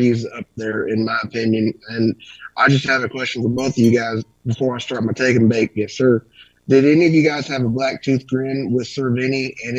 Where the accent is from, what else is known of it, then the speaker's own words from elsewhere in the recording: Kentucky, United States; now in Illinois, United States; I was born in Kentucky, but I live in Illinois.